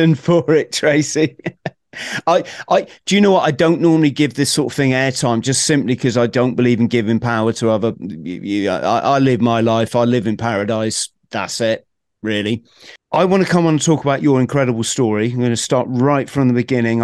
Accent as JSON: {"language": "English", "town": "Plymouth", "region": "South West England", "country": "United Kingdom", "tie": "born or raised there", "said": "my hometown, being a military, you know, Plymouth, being a military place"}